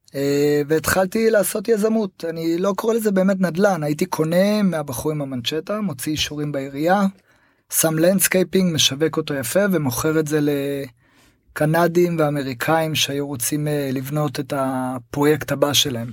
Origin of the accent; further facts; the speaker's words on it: Tel Aviv, Tel Aviv District, Israel; moved away as an adult; also born or lived in Costa Rica / Panama; אני קודם כל גדלתי בתל אביב